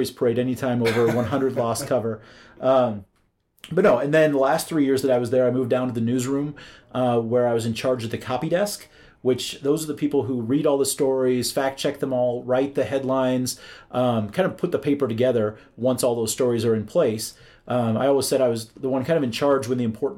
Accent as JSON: {"language": "English", "region": "central Iowa", "country": "United States", "tie": "born or raised there", "moved": "as an adult", "lives_now": "Kansas City, United States", "said": "I grew up in Iowa, and so did small town central Iowa."}